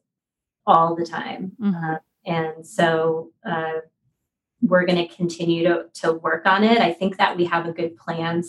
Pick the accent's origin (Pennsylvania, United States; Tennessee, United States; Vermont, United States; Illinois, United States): Pennsylvania, United States; Philadelphia; now in San Francisco, United States; I'm from Philadelphia, and my first concert was the ….